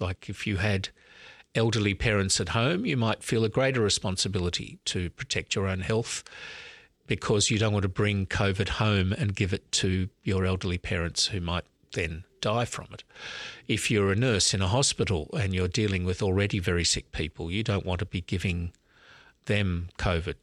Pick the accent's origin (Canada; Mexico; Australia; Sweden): Australia; Sydney, New South Wales; also born or lived in Melbourne, Australia / Oxford, United Kingdom; I grew up in Sydney, so I'm actually back in my hometown now as Archbishop.